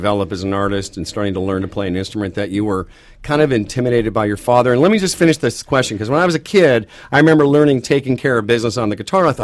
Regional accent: Moose Jaw, Saskatchewan, Canada; moved away; also born or lived in Vancouver / Manitoba; I'm originally from Moose Jaw

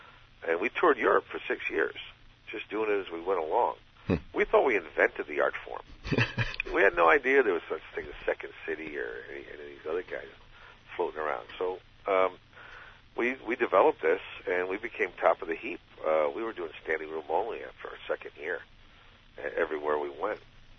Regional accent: Bridgeport, Connecticut, United States; moved away; also born or lived in Britain; growing up in Connecticut, Bridgeport, Connecticut.

